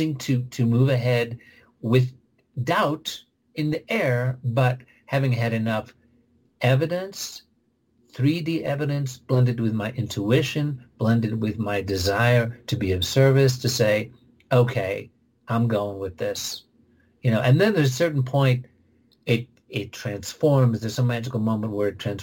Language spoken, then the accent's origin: English; Oak Park, Illinois, United States; I'm from Oak Park, Illinois